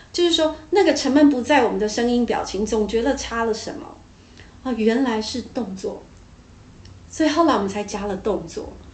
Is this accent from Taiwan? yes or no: yes; Taiwan; 我们台湾人